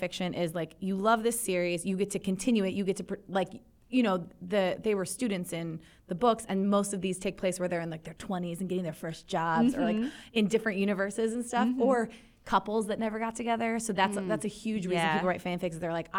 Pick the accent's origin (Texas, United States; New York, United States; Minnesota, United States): Minnesota, United States; I grew up in Minnesota on a lake.